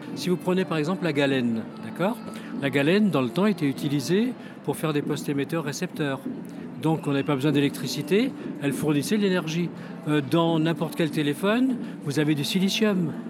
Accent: France; je viens de France.

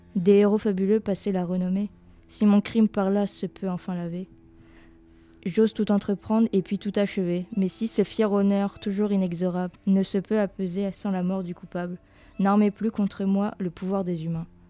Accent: France; on est français

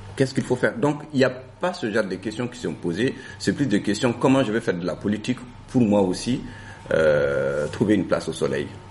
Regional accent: Gao, Gao Region, Mali; first language Songhay; French is a second language; moved away as an adult; also born or lived in Sikasso, Mali / Bamako, Mali; now in France; je viens du nord du Mali, euh, de la ville de Gao et d'un village qui est situé à 25 km de Gao qui s'appelle euh, Tacharan et où j'ai fait donc mes premières années euh, d'école

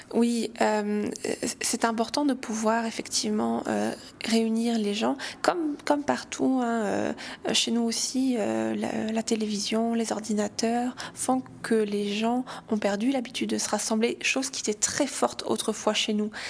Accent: St. Pierre & Miquelon

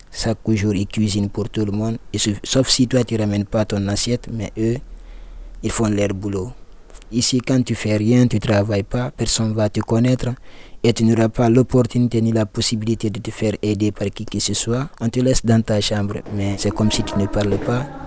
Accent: Guinea; moved away as an adult; also born or lived in Libya; now in Lyon, France; je viens de la Guinée-Conakry. Donc en un seul mot, je suis guinéen et ça fait deux ans, trois mois je suis en France

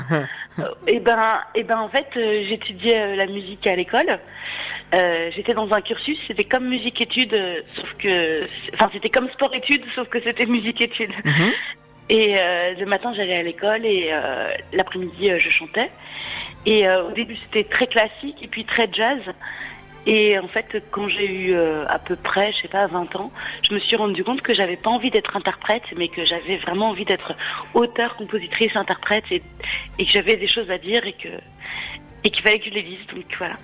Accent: Lyon, Auvergne-Rhône-Alpes, France; je suis lyonnaise

